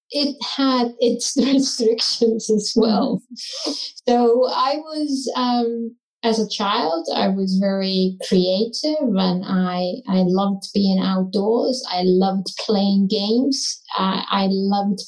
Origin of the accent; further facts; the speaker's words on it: Iceland; being born, raised and still living in Iceland, in the country Iceland